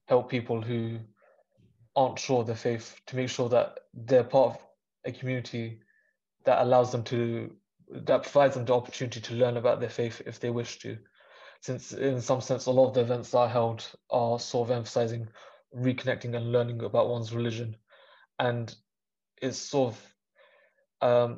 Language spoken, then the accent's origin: English; London, United Kingdom; growing up in London